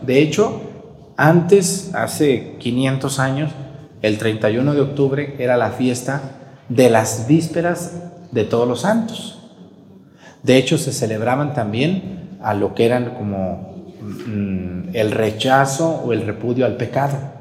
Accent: Mexico

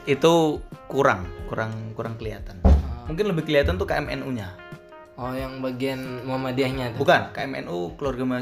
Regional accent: Jepara, Central Java, Indonesia; also born or lived in Yogyakarta; iya saya lahir di Jogja tapi sejak umur 3 tahun setelah kakek saya yang di Jepara uh, wafat

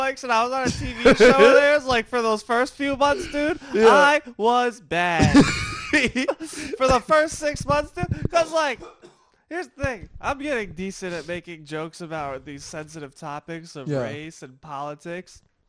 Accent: New York, United States; Dude, I'm from New York. I'm not rushing to anywhere. I'm just rushing.

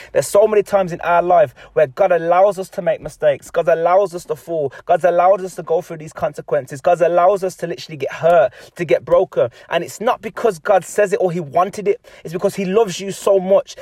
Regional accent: England, United Kingdom; I'm an English person

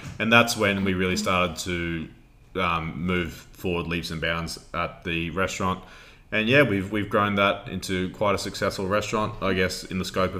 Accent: Queensland, Australia; we are from a small town in Queensland, Australia.

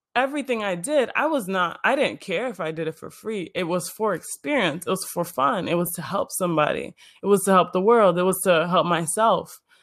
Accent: Illinois, United States; I was born in Illinois, born and raised in the suburbs

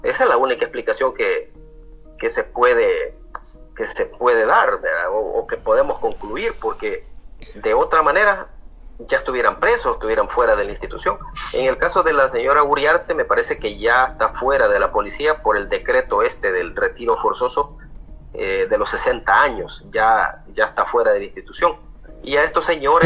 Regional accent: El Salvador; como salvadoreños

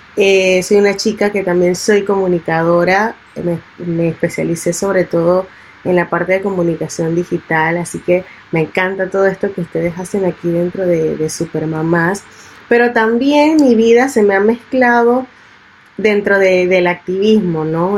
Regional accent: Panama; also born or lived in Italy / Barcelona; el Panamá que a mí me representa y con el que yo crecí, que es mi Panamá negro

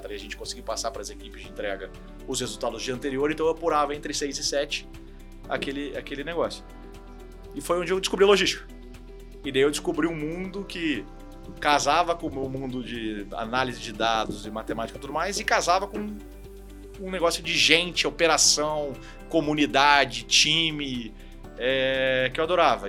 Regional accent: Curitiba, Paraná, Brazil; moved away as an adult; also born or lived in Rio de Janeiro; now in São Paulo, Brazil; eu sou carioca, na verdade, mas eu morei a vida inteira em Curitiba, então considero que eu sou curitibano

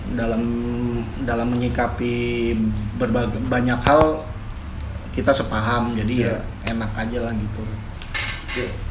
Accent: Jakarta, Indonesia; nyokap gue Jawa, bokap gue Sunda tapi gue lahir di Jakarta dan memang ya terbentuk sekeliling itu budaya-budaya Betawi

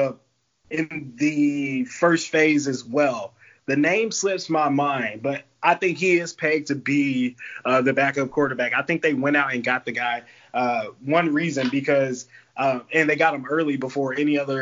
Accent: Dallas, Texas, United States; also born or lived in Austin, Texas; I was born in Austin, raised in Dallas, went to college, high school, elementary school

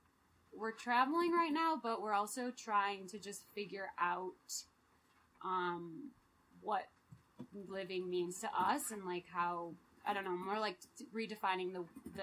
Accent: Chicago, Illinois, United States; moved away; I'm from Chicago originally

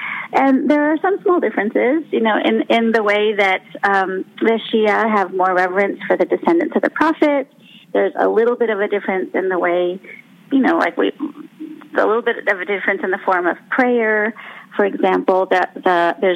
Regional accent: Southern California, United States; I grew up in Southern California, and I grew up at a time and in a neighborhood, in a place where there were not very many Muslims around

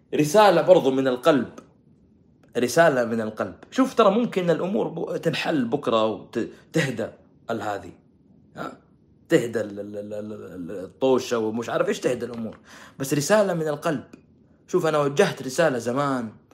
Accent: Saudi Arabia; احنا السعوديين

